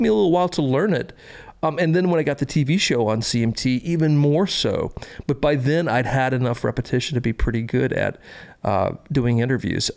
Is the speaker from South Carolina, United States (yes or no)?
yes; Columbia, South Carolina, United States; I was born in Columbia, South Carolina, home of the South Carolina Gamecocks